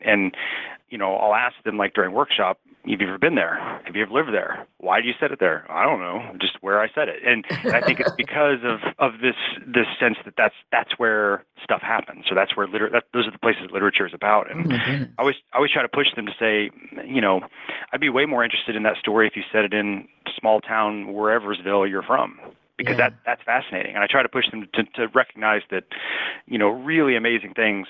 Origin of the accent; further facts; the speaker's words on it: Kansas City, Kansas, United States; also born or lived in Wichita, Kansas / Lincoln, Nebraska; Well, I'm originally from Kansas City on the Kansas side.